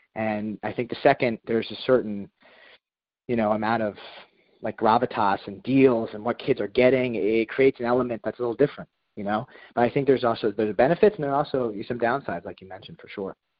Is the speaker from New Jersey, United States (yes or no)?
yes; Princeton, New Jersey, United States; moved away as an adult; also born or lived in Washington, D.C.; Hugh and I are both from Princeton, New Jersey.